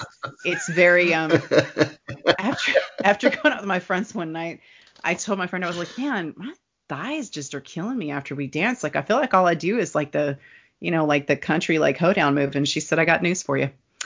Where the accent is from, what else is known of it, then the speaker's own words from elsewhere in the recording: Kentucky, United States; I'm from Kentucky